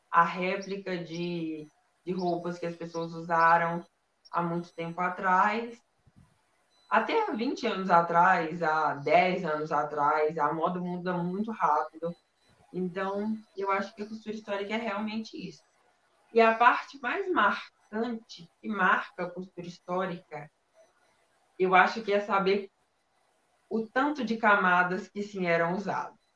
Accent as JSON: {"language": "Portuguese", "region": "Minas Gerais", "country": "Brazil", "said": "Eu sou de Minas Do... Gerais."}